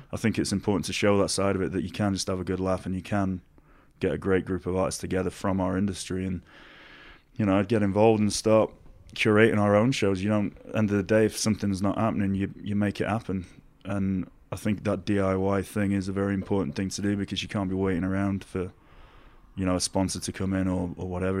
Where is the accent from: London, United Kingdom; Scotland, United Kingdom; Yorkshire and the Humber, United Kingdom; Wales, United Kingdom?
Yorkshire and the Humber, United Kingdom; Doncaster; it's where I'm from. It's, it's the way that I've been brought up